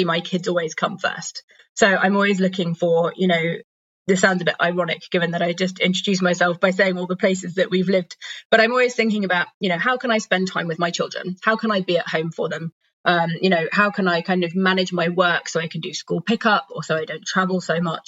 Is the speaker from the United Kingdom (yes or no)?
yes; United Kingdom; moved away as an adult; also born or lived in Democratic Republic of the Congo / Sudan; now in Denmark; I'm British originally. I'm currently living in Denmark